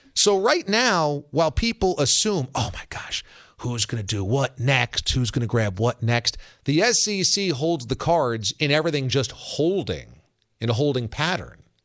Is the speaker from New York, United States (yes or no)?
yes; New York, United States; I'm from New York